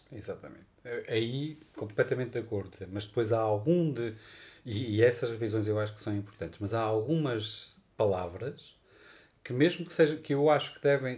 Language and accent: Portuguese; Portugal; nós portugueses